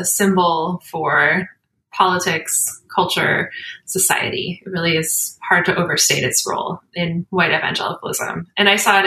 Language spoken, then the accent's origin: English; United States; I'm an American. Like, I grew up in the United States